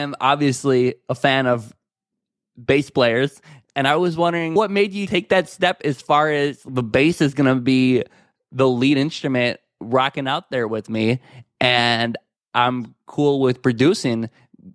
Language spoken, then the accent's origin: English; Chicago, Illinois, United States; I'm from Chicago, Illinois